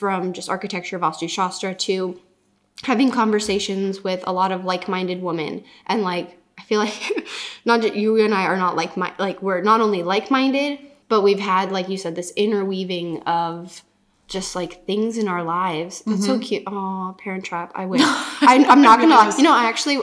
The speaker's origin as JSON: {"language": "English", "region": "California", "country": "United States", "tie": "born or raised there", "also_born_or_lived": "Czech Republic", "said": "I'm from Czech, but grew up in California"}